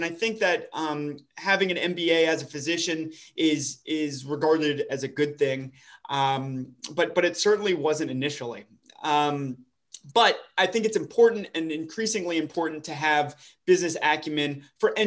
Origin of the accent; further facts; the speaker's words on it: Dallas, Texas, United States; moved away as an adult; I'm actually from the Dallas area originally